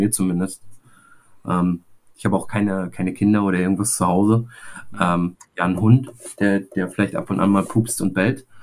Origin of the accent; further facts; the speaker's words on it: Rostock, Mecklenburg-Vorpommern, Germany; als Rostocker hier in Rostock äh, ist das schon eine coole, geile Sache